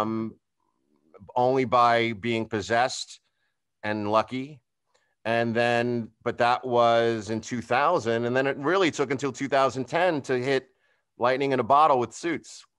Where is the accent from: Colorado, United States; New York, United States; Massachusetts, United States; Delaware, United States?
New York, United States; Long Island; moved away as an adult; also born or lived in Los Angeles; I'm from New York. I'm from Long